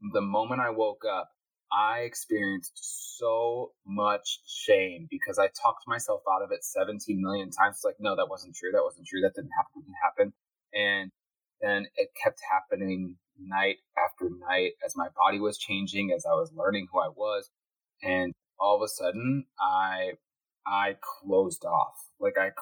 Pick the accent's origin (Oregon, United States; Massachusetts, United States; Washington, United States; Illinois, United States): Illinois, United States; Chicago; I grew up in Midwest Chicago, suburban Chicagoland